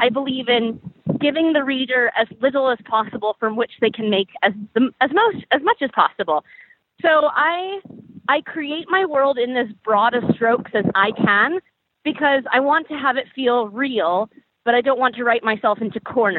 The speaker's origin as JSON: {"language": "English", "country": "United States", "said": "as an American"}